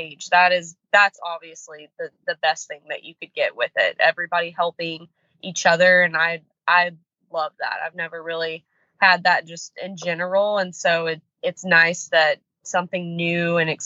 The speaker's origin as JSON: {"language": "English", "town": "Houston", "region": "Texas", "country": "United States", "tie": "born or raised there", "moved": "yes", "lives_now": "Iowa, United States", "said": "Texas, born and raised."}